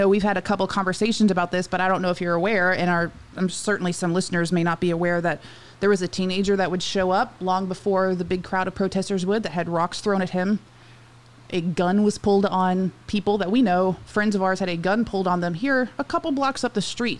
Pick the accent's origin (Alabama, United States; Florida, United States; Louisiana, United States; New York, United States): Alabama, United States; Piedmont; Piedmont. I grew up here. My family is from there. So when I say grew up, I would spend summers with my grandmother and all. So Piedmont, which is just outside of Jacksonville.